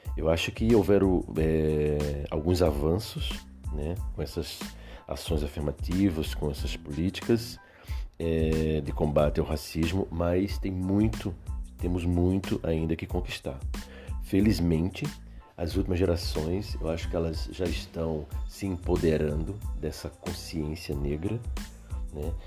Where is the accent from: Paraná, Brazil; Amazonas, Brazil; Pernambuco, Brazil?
Pernambuco, Brazil; Recife; moved away as an adult; now in Porto Alegre, Brazil; sou de Recife, moro em Porto Alegre há quase 30 anos